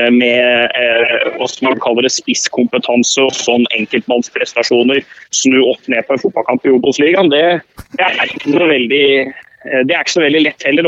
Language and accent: Norwegian; Hamar, Innlandet, Norway; Jeg er jo fra Hamar